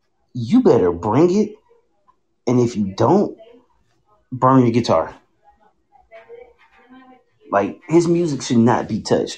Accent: the South, United States; Growing up in the South, as a kid

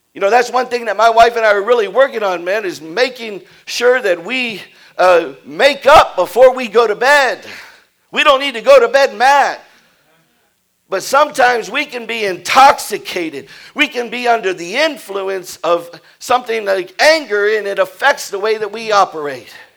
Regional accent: Houston, Texas, United States; I was brought up in Houston, in, in, in, the suburb of Houston

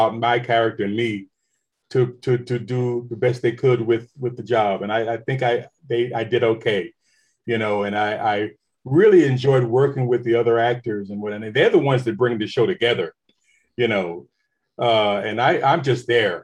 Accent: New York City, New York, United States; moved away; I was born and raised in Queens, New York, Jamaica, Queens

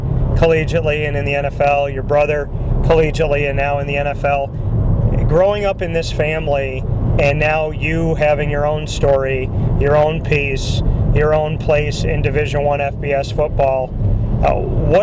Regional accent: Syracuse, New York, United States; my hometown of Syracuse, New York

